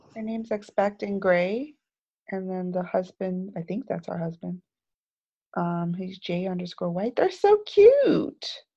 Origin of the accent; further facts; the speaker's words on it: Bermuda; moved away; growing up in Bermuda, nothing ships here